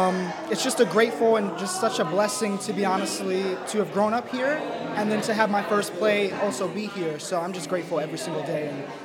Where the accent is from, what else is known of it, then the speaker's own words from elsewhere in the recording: New York City, New York, United States; I'm from Brooklyn, New York.